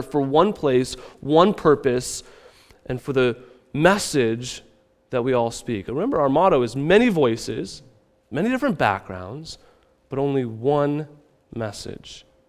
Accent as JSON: {"language": "English", "region": "Midwest", "country": "United States", "moved": "yes", "said": "I come from the Midwest"}